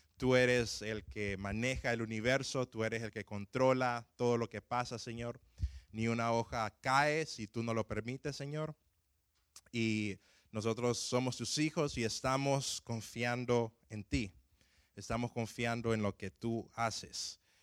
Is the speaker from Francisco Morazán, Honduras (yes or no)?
yes; Tegucigalpa, Francisco Morazán, Honduras; moved away; cuando yo iba empezando a manejar en mi ciudad natal, me acuerdo de que la, edad para poder manejar donde, eh, donde yo nací en Tegucigalpa es de 18 años